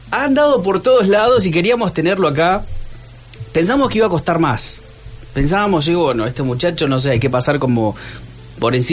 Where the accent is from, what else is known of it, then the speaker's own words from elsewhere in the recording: Argentina; sobre nosotros, los argentinos.